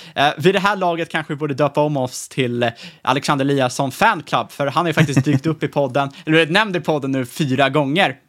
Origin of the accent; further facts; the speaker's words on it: Sweden; som svenskar